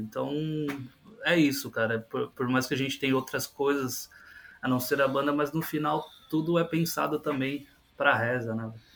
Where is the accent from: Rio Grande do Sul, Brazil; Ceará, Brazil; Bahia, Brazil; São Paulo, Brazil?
São Paulo, Brazil; Barueri; A gente é aqui da, da Zona Oeste, né, de, de São Paulo, Barueri